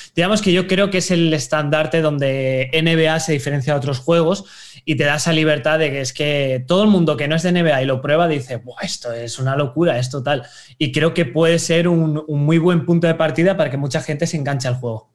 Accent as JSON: {"language": "Spanish", "town": "Valencia", "region": "Valencian Community", "country": "Spain", "said": "yo soy de Valencia"}